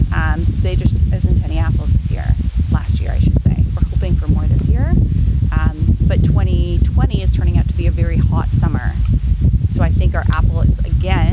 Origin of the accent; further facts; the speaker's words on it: Canada; moved away as an adult; also born or lived in Texas / France; now in Hillier, Canada; I'm originally Canadian